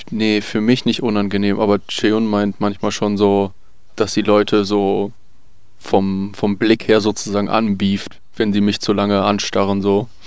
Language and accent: German; South Korea; German is a second language; Ich meine, du musst dir halt vorstellen, groß sein an sich als Koreaner ist schon eine Sache.